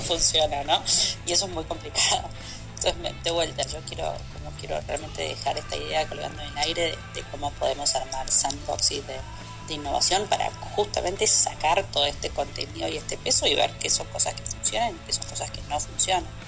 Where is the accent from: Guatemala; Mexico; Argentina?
Argentina; moved away as an adult; había nacido en Argentina y vivía en Argentina